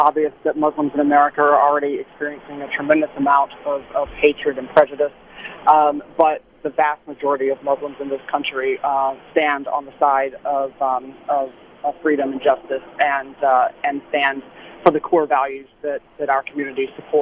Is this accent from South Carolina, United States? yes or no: yes; South Carolina, United States; born or raised there